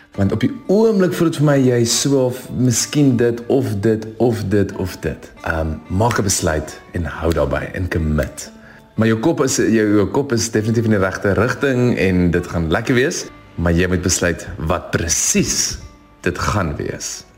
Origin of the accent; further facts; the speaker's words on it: Stellenbosch, Western Cape, South Africa; ek kom van Stellenbosch af